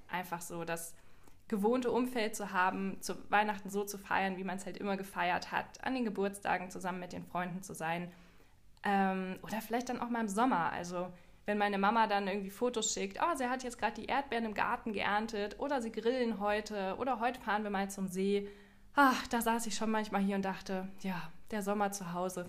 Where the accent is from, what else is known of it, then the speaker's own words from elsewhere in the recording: Germany; bei uns in Deutschland